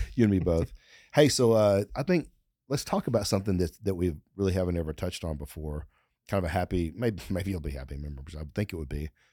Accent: Texas, United States; we're from Texas, and you, you learn when you're young here in Texas

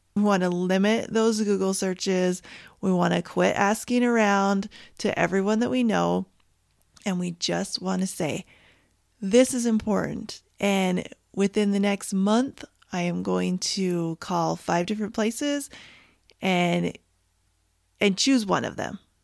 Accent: Canada; now in United States; I am Canadian

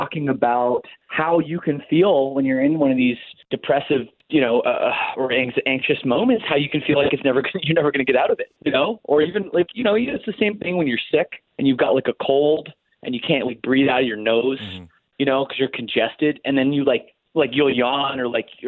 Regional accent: Canada; I'm Canadian

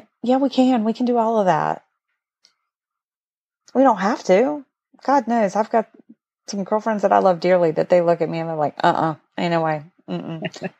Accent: Appalachia, United States; moved away; And I spent most of my life growing up in Appalachia

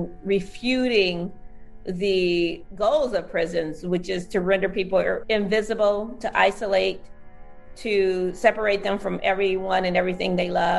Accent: Southwest Ohio, United States; moved away as an adult; also born or lived in San Francisco Bay Area; growing up in Southwest Ohio in a working class Black community

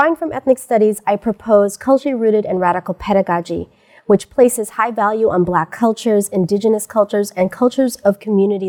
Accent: United States; I am Pinay, which means I'm a Filipina born in the United States

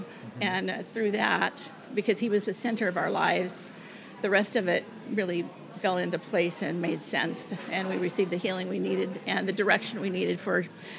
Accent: Arlington, United States; Well, I was born in Arlington, and I graduated from Arlington High School, but in between that time, I did a lot of traveling with my family.

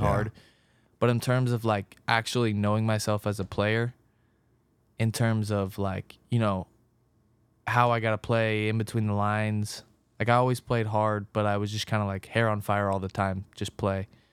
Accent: Orange County, California, United States; moved away as an adult; now in Cincinnati, United States; I grew up in Orange County

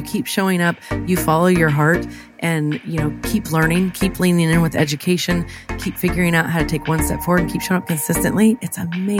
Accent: Illinois, United States; I am born and raised in Central Illinois.

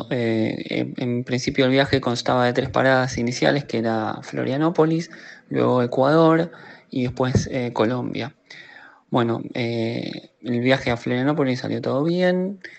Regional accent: Argentina; soy de Argentina

